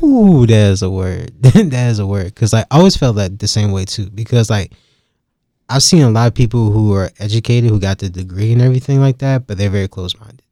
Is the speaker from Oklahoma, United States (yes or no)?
no; Durham, North Carolina, United States; I'm from the nine one nine, and, like, a lot of people think that's Raleigh, but it's really Durham